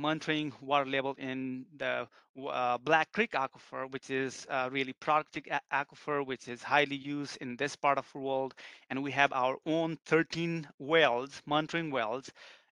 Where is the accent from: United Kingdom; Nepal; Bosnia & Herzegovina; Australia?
Nepal; now in United States; I'm originally from Nepal.